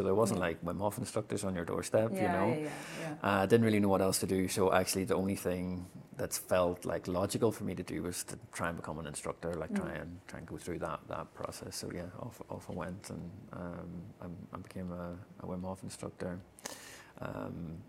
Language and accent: English; Ireland; as an Irish man